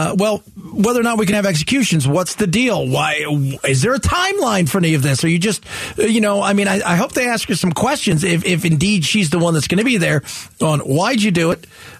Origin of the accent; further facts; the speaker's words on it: Los Angeles, California, United States; also born or lived in San Francisco area; now in Phoenix, United States; I lived near San Francisco for many years. Los Angeles. I was born and raised in Los Angeles.